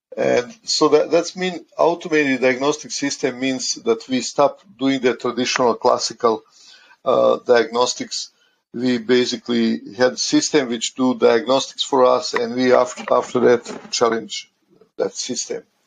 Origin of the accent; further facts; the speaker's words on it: Croatia; also born or lived in United States; now in Canada; I'm originally from Croatia